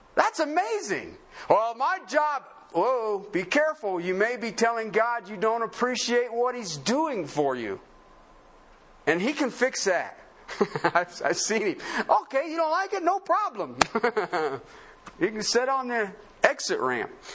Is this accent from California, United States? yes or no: no; southern Ohio, United States; moved away; also born or lived in Colorado; I grew up in Union country, southern Ohio